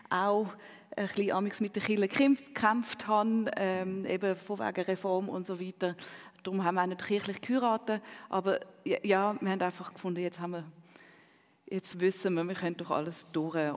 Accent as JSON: {"language": "German", "region": "Zurich", "country": "Switzerland", "second_language": "German", "said": "Ja, Zürich ist meine Heimat. Äh, Hamburg ist sicher eine zweite Heimat, Paris eine dritte Heimat, aber das stimmt schon."}